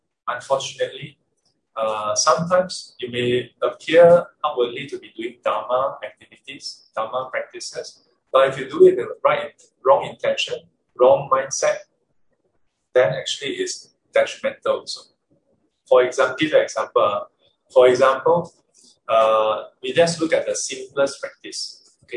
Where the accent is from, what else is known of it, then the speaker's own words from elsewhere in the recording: Singapore; I'm Singaporean.